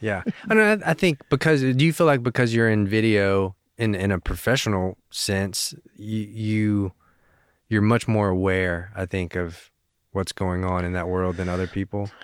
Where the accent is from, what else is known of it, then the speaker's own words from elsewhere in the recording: Knoxville, Tennessee, United States; also born or lived in South Korea; I was raised in Knoxville, you know, basically born and raised.